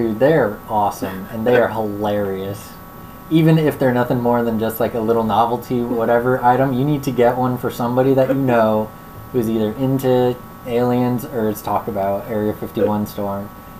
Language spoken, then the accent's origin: English; Florida, United States; I'm born and raised in Florida